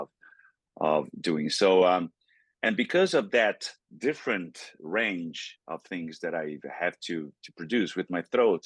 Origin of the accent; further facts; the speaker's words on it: Brazil; first language Portuguese; English is a second language; moved away; growing up in Brazil. I grew up in Brazil